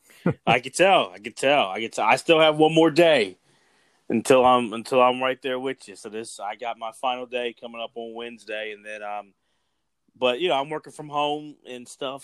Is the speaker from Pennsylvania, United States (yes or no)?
yes; Philadelphia, Pennsylvania, United States; … and I are from the Philadelphia area